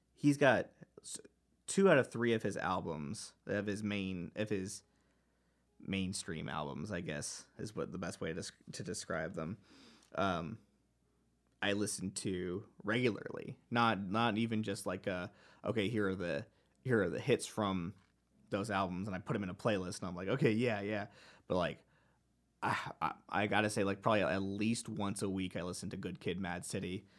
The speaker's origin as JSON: {"language": "English", "town": "Dallas", "region": "Texas", "country": "United States", "tie": "born or raised there", "said": "I grew up in the Dallas area of Texas"}